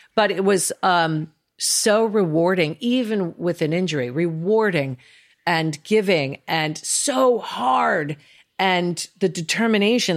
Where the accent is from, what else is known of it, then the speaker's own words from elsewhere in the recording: New York, United States; also born or lived in Northwest London; now in Los Angeles, United States; I'm a New Yorker. I live in LA for the business, but I'm definitely a New Yorker at heart.